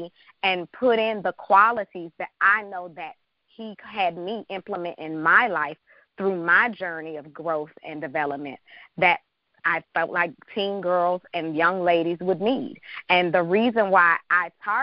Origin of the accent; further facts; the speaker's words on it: Washington, District of Columbia, United States; moved away as an adult; also born or lived in Chicago; I'm from Washington, D.C., born and raised.